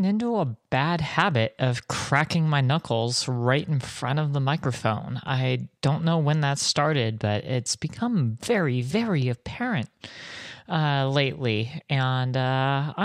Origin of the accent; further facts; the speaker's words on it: Southern California, United States; I'm from Southern California, or SoCal, as we call it sometimes.